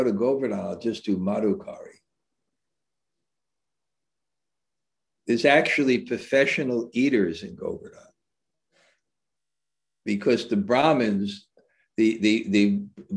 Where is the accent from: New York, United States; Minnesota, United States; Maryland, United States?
New York, United States; New York City; I grew up in New York City